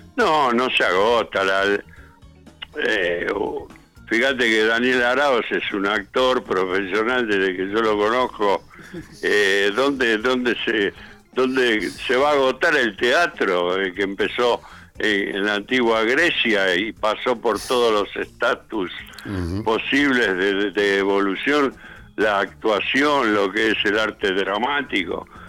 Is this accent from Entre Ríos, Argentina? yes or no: no; Buenos Aires, Argentina; also born or lived in Berazategui, Buenos Aires Province; yo nací en Capital, en el barrio de Coglan, y después viví en el barrio de Flores